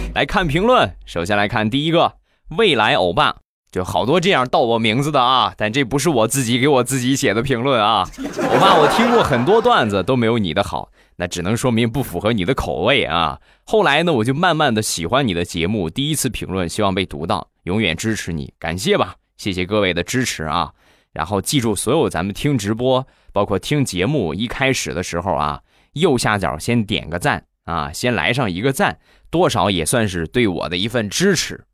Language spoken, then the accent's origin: Chinese; Rizhao, Shandong, China; 日照绿茶，我们家乡的特产